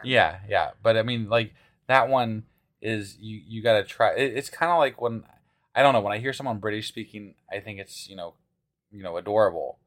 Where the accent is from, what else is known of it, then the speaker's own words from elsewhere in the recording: Midwest, United States; accent: Midwestern; growing up in the Midwest